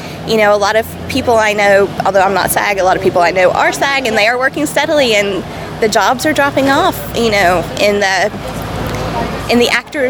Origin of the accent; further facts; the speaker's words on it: Atlanta, Georgia, United States; Well, I know because I come from Atlanta, where a great deal of actors come out for pilot season.